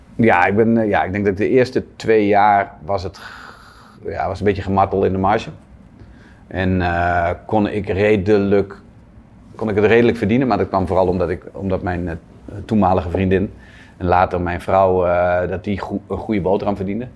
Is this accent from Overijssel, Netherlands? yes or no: yes; Zwolle, Overijssel, Netherlands; in Zwolle, waar ik vandaan kom